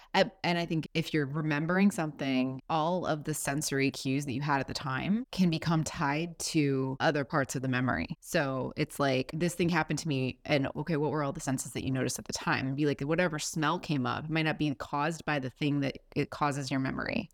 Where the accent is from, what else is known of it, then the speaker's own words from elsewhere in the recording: Florida, United States; love my home state.